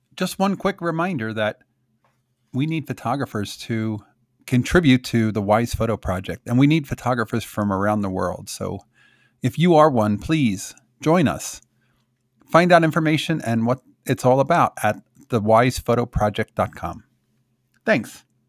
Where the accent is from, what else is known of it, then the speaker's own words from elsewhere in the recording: Philadelphia, Pennsylvania, United States; also born or lived in South Jersey, New Jersey; now in Colorado, United States; where I grew up in Philadelphia and South Jersey